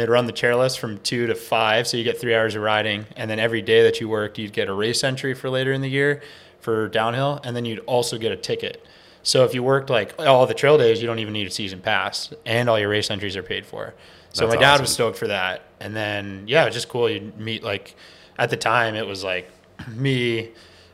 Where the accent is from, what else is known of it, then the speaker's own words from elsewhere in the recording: upstate New York, United States; now in Bellingham, United States; I'm from a town of like 100 people in upstate New York, like 3 hours north of the city